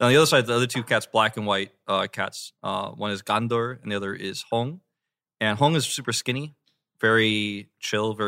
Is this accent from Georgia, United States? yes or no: yes; Atlanta, Georgia, United States; I'm from Atlanta